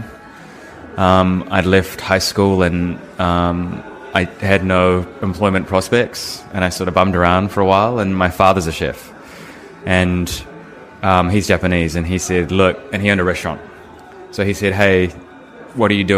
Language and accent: English; Nelson, New Zealand; moved away as an adult; also born or lived in Wellington / Australia / Queensland; My hometown. Right. So this is in Nelson